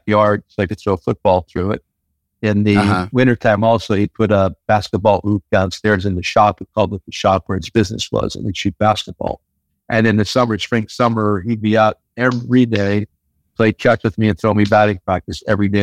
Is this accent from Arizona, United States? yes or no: no; Hazleton, Pennsylvania, United States; My Hazleton raised